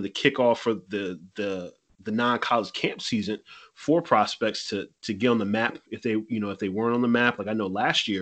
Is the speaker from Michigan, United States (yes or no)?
no; New Jersey, United States; my hometown, Seton, New Jersey